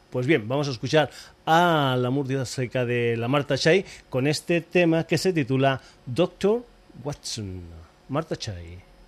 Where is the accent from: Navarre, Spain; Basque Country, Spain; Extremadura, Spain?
Extremadura, Spain; Burguillos del Cerro; yo también soy extremeño, de Burguillos del Cerro